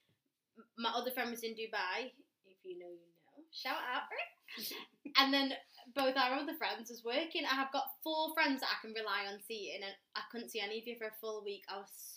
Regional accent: Salford, North West England, United Kingdom; Salford born, Salford bred

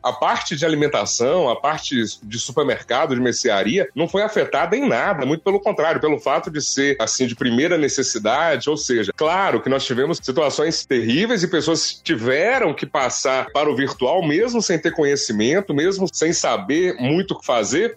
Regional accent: Serranópolis de Minas, Minas Gerais, Brazil; also born or lived in Porteirinha; now in Montes Claros, Brazil; Eu nasci em Porteirinha, mas passei toda a minha infância lá em Serranópolis de Minas

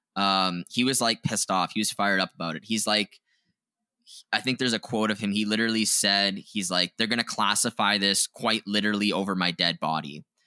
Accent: Canada; we're Canadian, we're not familiar with, uh, the U S history as much, like, we're not taught it in our education system

